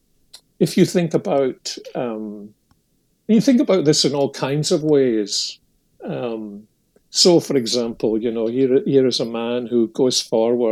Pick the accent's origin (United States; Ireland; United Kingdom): United Kingdom; Scotland; when I was a youngster growing up in Protestant Scotland